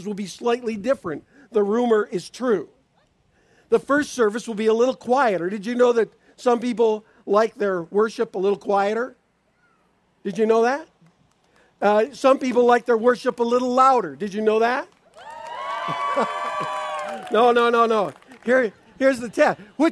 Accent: Niagara Falls, Ontario, Canada; also born or lived in Spring Arbor, Michigan / Washington State; now in Davison, United States; I grew up in Niagara Falls, Ontario, Canada

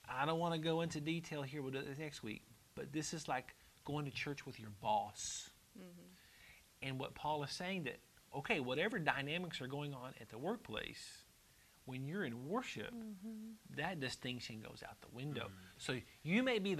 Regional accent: United States; I'm American

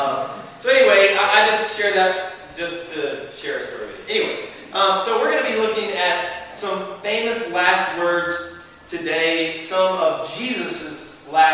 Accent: the South, United States; I'm from the South

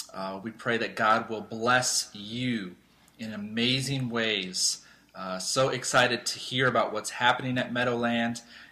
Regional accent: United States; moved away as an adult; also born or lived in Chicago, Illinois; now in Saginaw, United States; I'm kind of from your area. I grew up in the Quad Cities, Davenport, Iowa, Moline, Illinois.

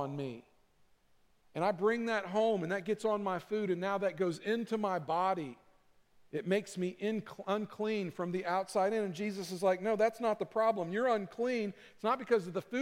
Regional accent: Kentucky, United States; I'm from Kentucky.

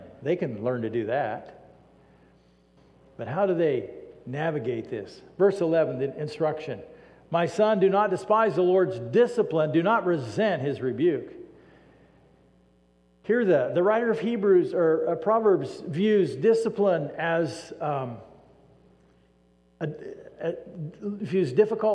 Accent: United States; We as American Christians

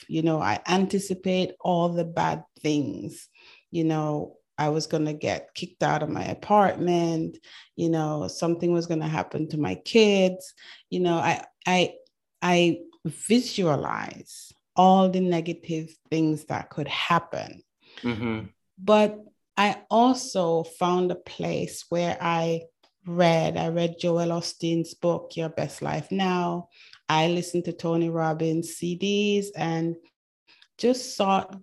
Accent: Manchester, North West England, United Kingdom; also born or lived in Jamaica / Canada; now in United States; I was born in Jamaica. I grew up in England, Manchester, England.

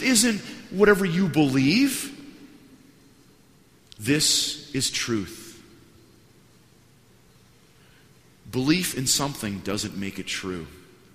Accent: Wisconsin, United States; moved away as an adult; now in Washington, United States; I'm from Wisconsin. When we go downtown, in the town that we used to live at, 400 people, you didn't have to pay to park downtown

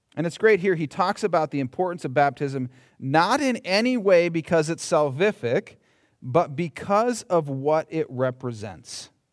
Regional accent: Minnesota, United States; I'm from Minnesota.

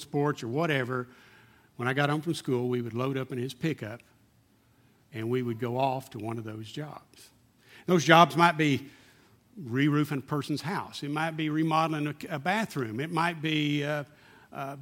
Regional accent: Odessa, Texas, United States; I grew up in Slodessa, and I didn't realize at the time it was a very bigoted city, typical small town in Texas, back in the 60s

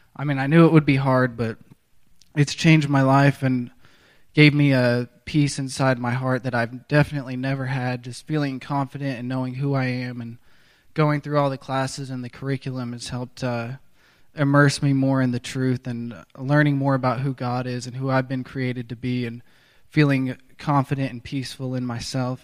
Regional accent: Tulsa, Oklahoma, United States; I'm from Tulsa, Oklahoma

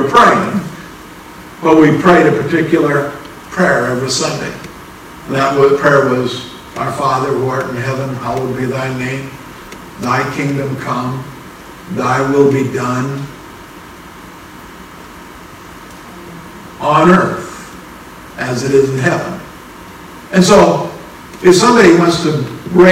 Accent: Minnesota, United States; I'm from Minnesota, but even in Minnesota, has means past tense

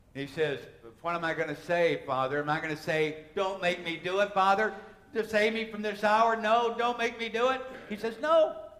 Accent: United States; as an American, as an American Christian

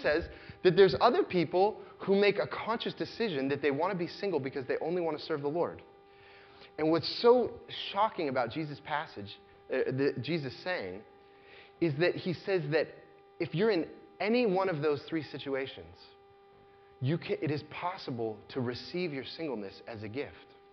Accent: United States; As American Christians

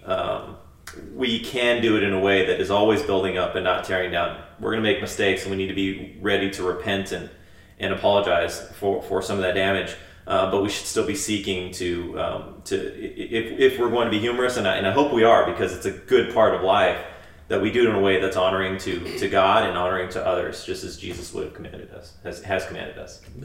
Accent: United States; growing up as, as as an American in the you know 20th 21st century

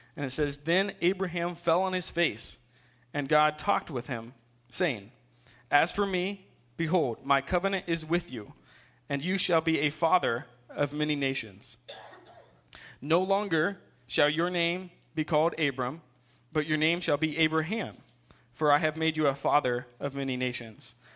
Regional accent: Ohio, United States; also born or lived in South Carolina; I moved when I was two to Ohio, um, and so I spent um, majority of my life there

